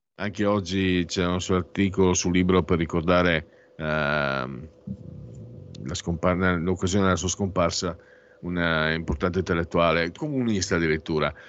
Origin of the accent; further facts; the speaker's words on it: western Friuli, Friuli-Venezia Giulia, Italy; dalle mie parti, in Friuli occidentale